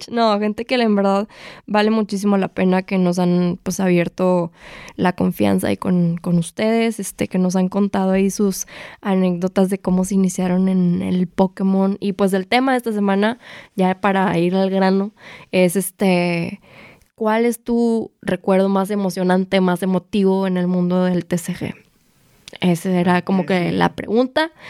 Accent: Guadalajara, Jalisco, Mexico; yo soy de Guadalajara

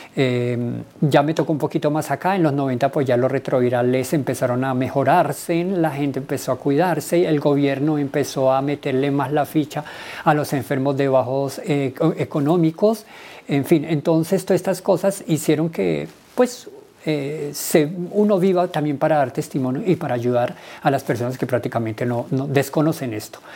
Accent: Villavicencio, Meta, Colombia; moved away as an adult; now in Bogotá, Colombia; Soy del Llano, de Villavicencio

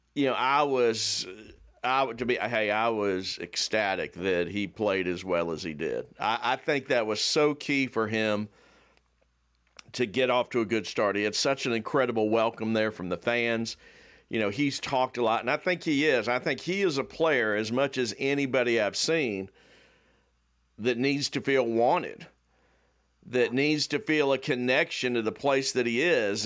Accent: the South, United States; I grew up in the South and nobody played soccer

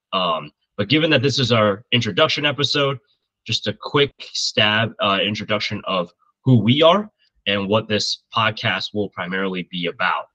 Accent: north of Indianapolis, United States; I grew up just uh, north of Indianapolis

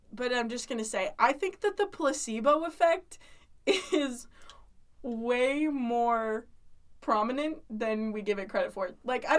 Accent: Utah, United States; also born or lived in Pennsylvania; Originally spent the first 5 years of my life in Pennsylvania, and then again moved here to Utah.

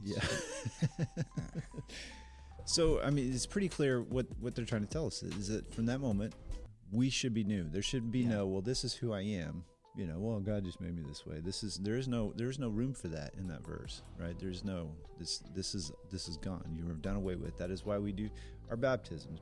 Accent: United States; as especially as American Christians

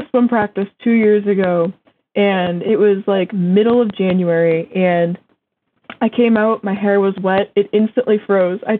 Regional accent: Massachusetts, United States; yeah, I go to school in Vermont, but I'm from Massachusetts.

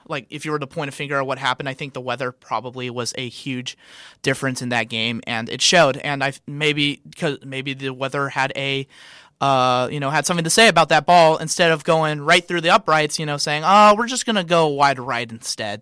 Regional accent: San Diego, California, United States; moved away as an adult; now in Columbia, United States; I am actually from San Diego, California

